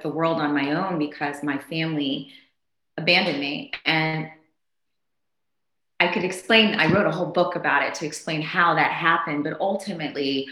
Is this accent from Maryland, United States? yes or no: yes; Maryland, United States; also born or lived in Zambia; I was just a normal kid growing up in Maryland